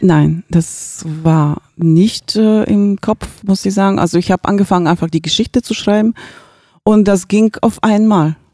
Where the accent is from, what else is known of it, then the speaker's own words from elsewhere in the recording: Bulgaria; now in Gifhorn, Germany; ich, äh, lebe in Gifhorn seit, ähm, fast dreißig Jahre und, ähm, bin gebürtig aus Bulgarien